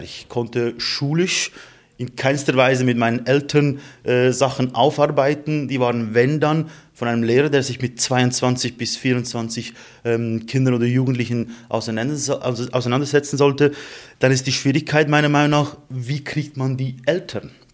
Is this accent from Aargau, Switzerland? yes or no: no; Emmenbrücke, Lucerne, Switzerland; bei uns in Emmenbrücke in unserer Gemeinde